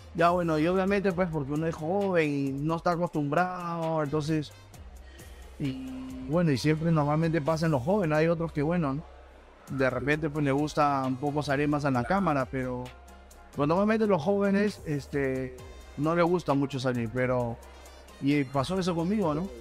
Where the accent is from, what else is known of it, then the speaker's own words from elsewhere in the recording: Lima, Peru; yo soy de Mirones del barrio Cachín